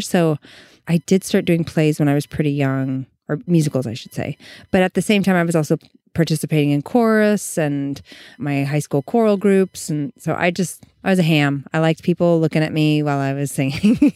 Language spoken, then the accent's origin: English; Eureka, California, United States; moved away; we're in my hometown